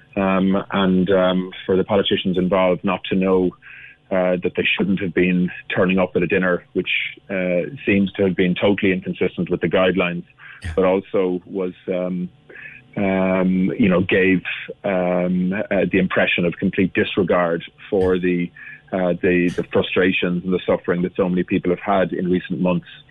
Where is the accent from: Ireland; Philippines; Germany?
Ireland; Cork, Munster; I'm from Cork, uh, and I represent Cork as well as a TD